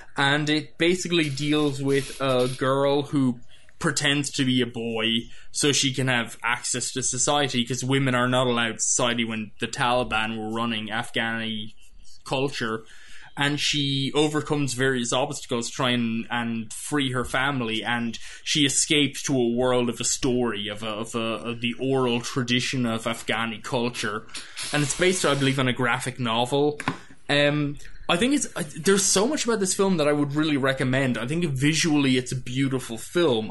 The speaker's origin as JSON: {"language": "English", "country": "Ireland", "said": "as an an Irish person"}